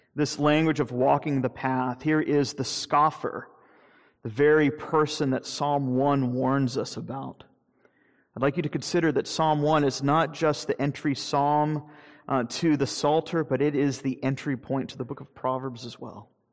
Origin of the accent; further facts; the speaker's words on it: Jacksonville, Florida, United States; moved away; growing up in Jacksonville